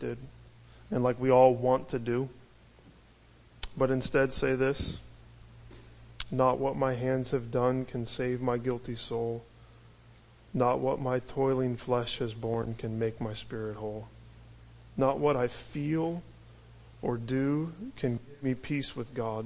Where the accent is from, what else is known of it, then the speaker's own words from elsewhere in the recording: United States; as American Christians